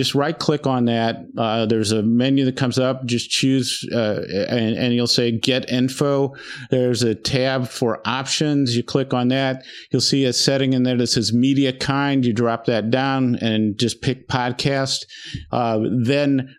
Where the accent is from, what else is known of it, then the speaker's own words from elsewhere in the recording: Indiana, United States; born and raised in Indiana